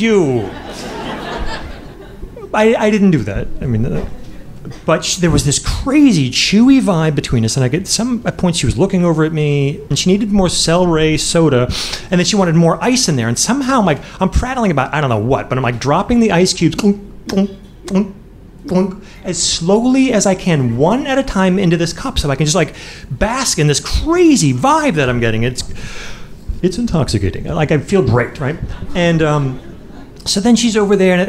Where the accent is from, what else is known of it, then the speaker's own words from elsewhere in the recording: Midwest, United States; moved away as an adult; also born or lived in Boston; I'm from the Midwest